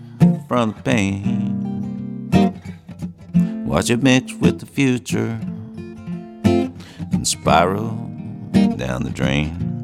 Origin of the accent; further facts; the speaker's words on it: Ithaca, New York, United States; born there; and I was born in Ithaca